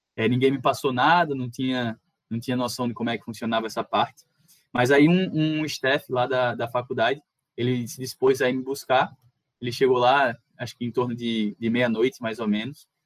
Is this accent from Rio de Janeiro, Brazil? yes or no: no; Natal, Rio Grande do Norte, Brazil; eu sou daqui de Natal